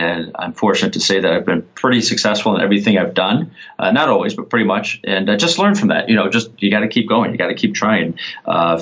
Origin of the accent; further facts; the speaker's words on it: Dearborn, Michigan, United States; also born or lived in Lansing, Michigan; Having grown up outside Dearborn, Michigan, southeast Michigan